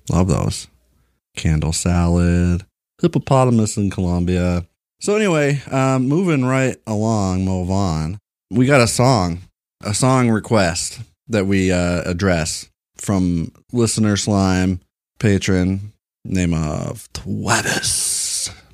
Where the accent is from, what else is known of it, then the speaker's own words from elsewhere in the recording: Kentucky, United States; moved away; I was born in Kentucky